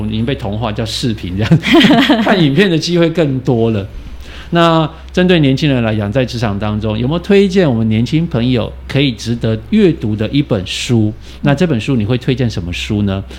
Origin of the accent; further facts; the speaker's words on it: Taiwan; 我们台湾人